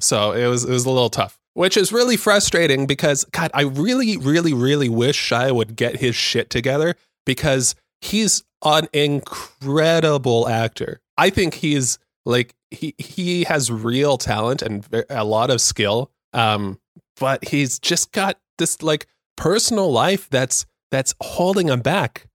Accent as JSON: {"language": "English", "region": "Southern California", "country": "United States", "tie": "born or raised there", "said": "a born and raised in Southern California, uh, mindset"}